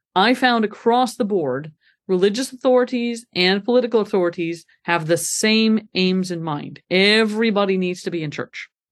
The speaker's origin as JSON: {"language": "English", "town": "Montreal", "region": "Quebec", "country": "Canada", "tie": "born or raised there", "also_born_or_lived": "Scotland", "moved": "as an adult", "lives_now": "Grand Rapids, United States", "said": "I am from Canada originally, born and brought up in Montreal."}